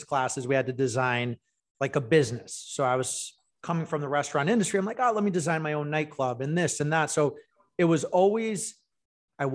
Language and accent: English; Canada; now in Orange County, California, United States; So I born and raised in Canada to immigrant parents from Greece.